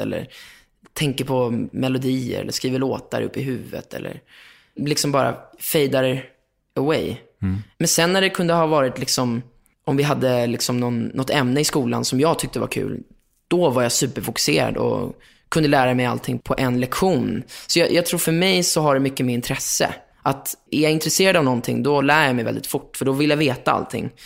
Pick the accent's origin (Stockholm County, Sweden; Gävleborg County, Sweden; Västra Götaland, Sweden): Stockholm County, Sweden; Lidingö; born or raised there; also born or lived in Östermalm, Stockholm